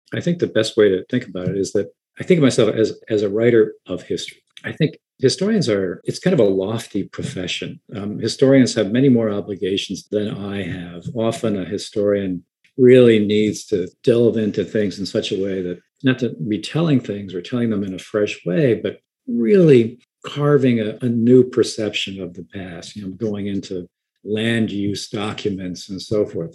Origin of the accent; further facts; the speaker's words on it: Long Island, New York, United States; I grew up on Long Island